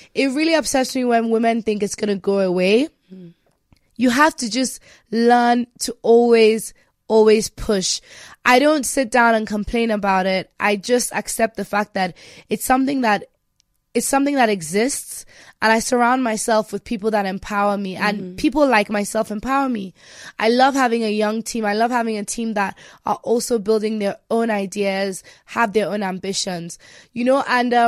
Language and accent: English; Nigeria; Structure is a big thing that I think we struggle with as Nigerians. And me being Nigerian, I've decided to actually, I'm going to be a good example.